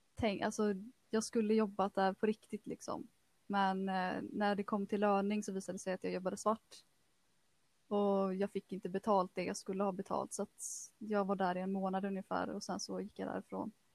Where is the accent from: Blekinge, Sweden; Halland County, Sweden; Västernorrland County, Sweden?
Halland County, Sweden; Kungsbacka; also born or lived in Frölunda, Gothenburg; Jag är född och uppvuxen i, i Frölunda, men eh, vi flyttade till Kungsbacka till, eh, i, när jag var ungefär sex år gammal. Så att eh, det var här jag började gå i skolan. Gick hela grundskolan i Kungsbacka